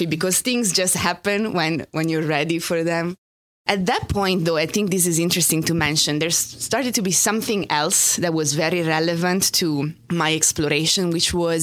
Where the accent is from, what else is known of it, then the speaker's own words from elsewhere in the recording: Italy; English is a second language; moved away as an adult; now in New York, United States; I grew up in Italy. I only moved here 12 years ago.